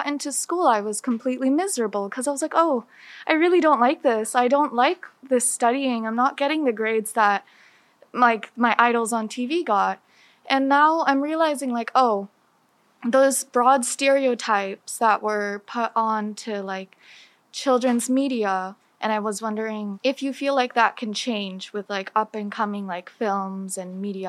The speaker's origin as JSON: {"language": "English", "country": "United States", "said": "Hi, I'm Indian American. And I felt like when I was growing up, a lot of what I felt like to be Indian in America, I learned through like the media that I watched."}